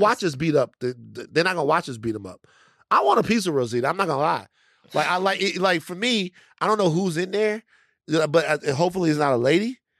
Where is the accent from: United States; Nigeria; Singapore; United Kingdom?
United States; Louisiana; I'm from Louisiana